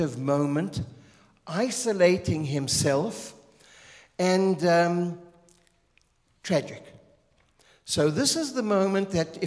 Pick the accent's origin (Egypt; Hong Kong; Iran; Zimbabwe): Zimbabwe; moved away as an adult; also born or lived in Israel; I'm Southern African from Zimbabwe, Rhodesia